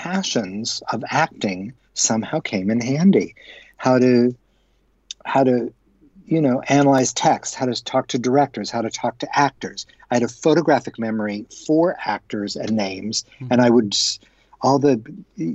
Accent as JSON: {"language": "English", "town": "Los Angeles", "region": "California", "country": "United States", "tie": "born or raised there", "said": "Born and raised in Los Angeles"}